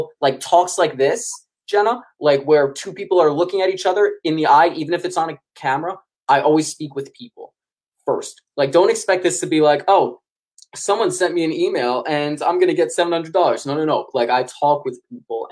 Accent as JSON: {"language": "English", "town": "New York City", "region": "New York", "country": "United States", "said": "I'm from New York City"}